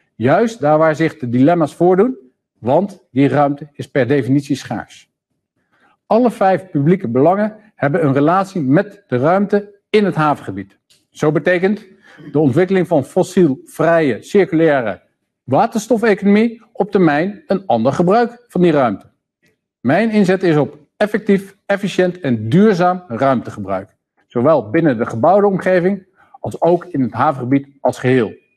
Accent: Amsterdam, North Holland, Netherlands; ons als Amsterdammers

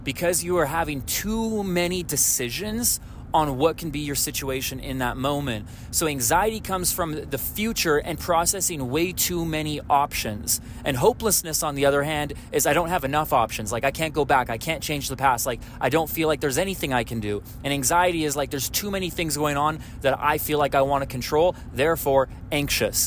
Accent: Canada; I'm Canadian

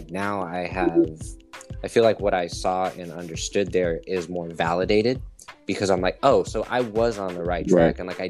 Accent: Texas, United States; moved away; I'm Italian and Native American. That's pretty much what I would say. But then growing up in Texas, where I was when I was kind of becoming a person, because I was like seven, eight, nine, we were super poor.

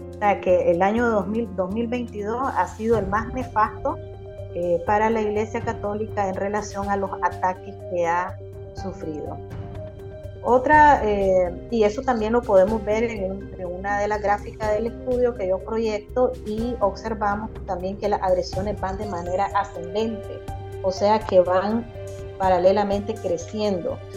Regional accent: Nicaragua; nosotros como ciudadanos nicaragüenses

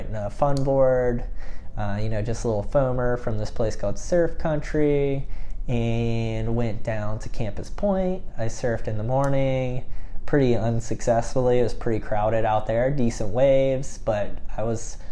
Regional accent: Georgia, United States; I'm from Georgia

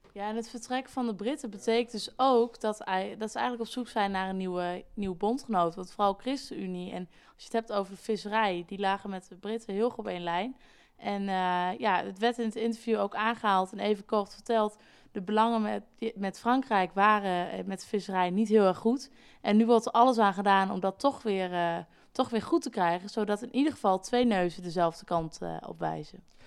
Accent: Netherlands; we misschien als Nederlanders

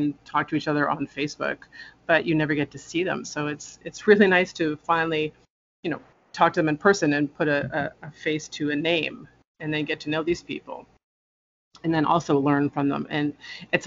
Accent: Toronto, Ontario, Canada; I was born and raised in Toronto, still live here.

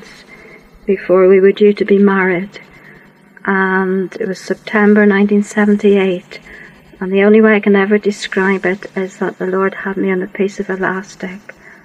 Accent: Worcestershire, West Midlands, United Kingdom; also born or lived in Yorkshire; I grew up in Worcestershire.

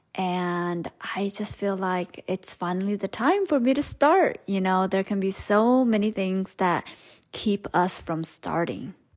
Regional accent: Stockton, California, United States; first language Hmong; English is a second language; grew up in Stockton, California

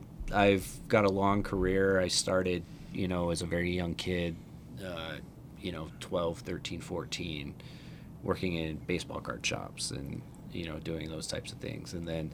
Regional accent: Utah, United States; So growing up in Utah... if you're all familiar, right out of high school, I started working for Graywell, the CD shop

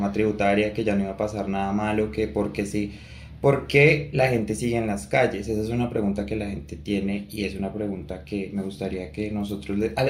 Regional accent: Colombia; Mario y yo somos personas que vivimos en Colombia, somos dos colombianos

